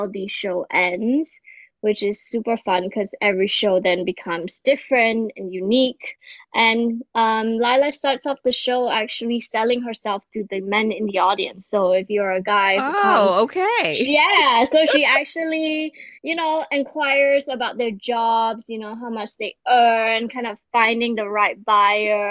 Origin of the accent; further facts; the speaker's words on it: Singapore; I'm a Singaporean artist and clown